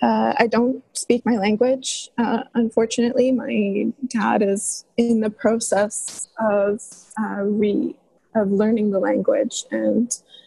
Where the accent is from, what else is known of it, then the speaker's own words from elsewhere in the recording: Vancouver, British Columbia, Canada; moved away as an adult; now in Ottawa, Canada; And I was raised in Vancouver on Musqueam, Tsleil-Waututh, and Salish territories. So I was in Vancouver until I moved away for university.